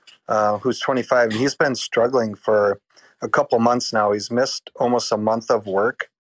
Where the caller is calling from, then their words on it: Oshkosh, Wisconsin, United States; Oshkosh, Wisconsin.